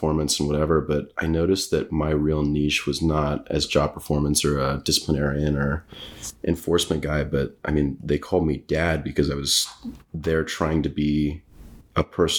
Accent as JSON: {"language": "English", "town": "Scottsdale", "region": "Arizona", "country": "United States", "tie": "born or raised there", "also_born_or_lived": "North Carolina / Japan / Camp Pendleton, California", "moved": "as an adult", "said": "Arizona is home. Born and raised in Scottsdale"}